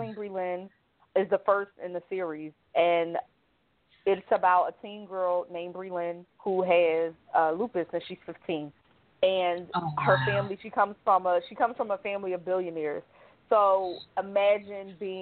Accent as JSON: {"language": "English", "town": "Philadelphia", "region": "Pennsylvania", "country": "United States", "tie": "born or raised there", "said": "growing up in North Philly"}